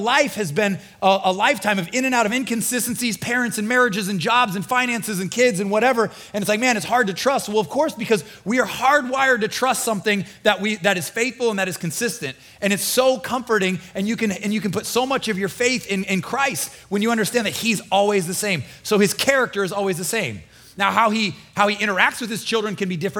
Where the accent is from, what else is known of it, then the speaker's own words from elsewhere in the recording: Nebraska, United States; moved away as an adult; now in Florida, United States; I'm from Nebraska. We had four seasons, really long, cold winter, really hot summer